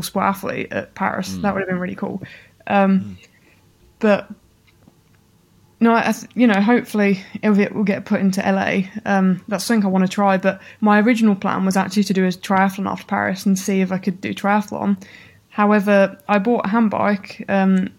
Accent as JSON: {"language": "English", "town": "Birmingham", "region": "West Midlands", "country": "United Kingdom", "tie": "born or raised there", "said": "I grew up in Birmingham. My whole sporting career started in Birmingham"}